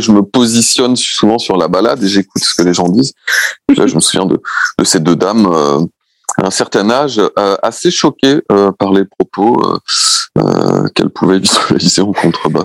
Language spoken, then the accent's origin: French; Brittany, France; je suis breton, donc pour tout te dire, euh, j'ai grandi entouré de plages